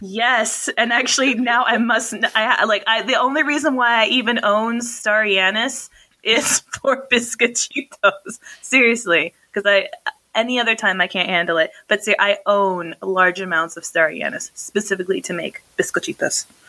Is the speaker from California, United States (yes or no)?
no; New Mexico, United States; also born or lived in North Dakota; we're both from New Mexico